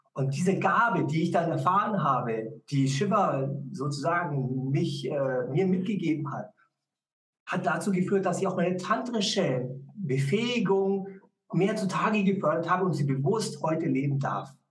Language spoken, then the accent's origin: German; Munich, Bavaria, Germany; Ich bin ja in München aufgewachsen